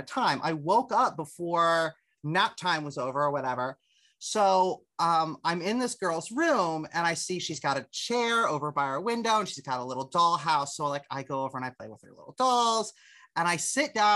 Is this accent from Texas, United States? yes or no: no; Harrisburg, Pennsylvania, United States; I grew up in Susquehanna Township, which is the immediate municipality around it